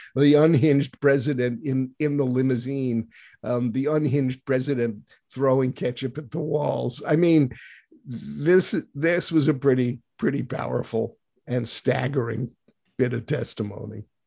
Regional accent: United States

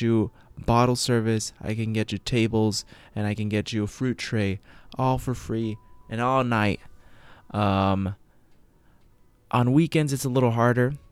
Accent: United States; I'm from the United States

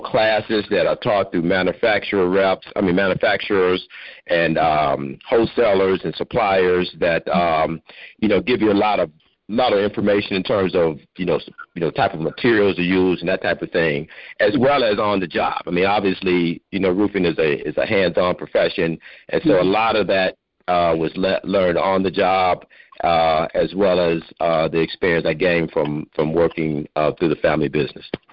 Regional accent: Pontiac, Michigan, United States; I grew up in Pontiac, and so I also uh, attended Pontiac schools

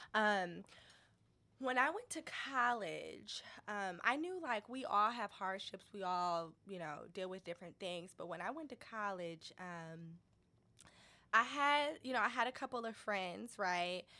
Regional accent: Detroit, Michigan, United States; I grew up in Detroit. Um, East Side Indian Village, East oh, Jefferson. East Side.

